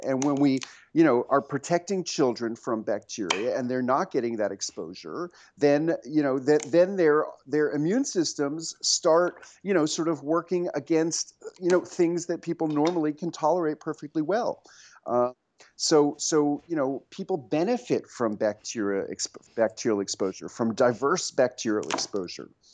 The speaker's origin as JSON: {"language": "English", "town": "New York City", "region": "New York", "country": "United States", "tie": "born or raised there", "also_born_or_lived": "rural Tennessee", "moved": "as an adult", "lives_now": "Tennessee, United States", "said": "I grew up on the Upper West Side, about two blocks from Zabar's"}